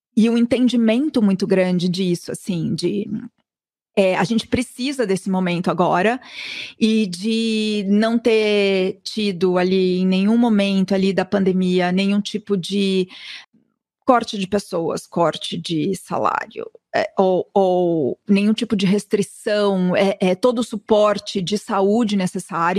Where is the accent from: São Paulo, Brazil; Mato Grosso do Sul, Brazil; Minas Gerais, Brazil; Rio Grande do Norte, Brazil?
São Paulo, Brazil; also born or lived in New York; eu sou de São Paulo, nascida no Ipiranga, então sou super paulistana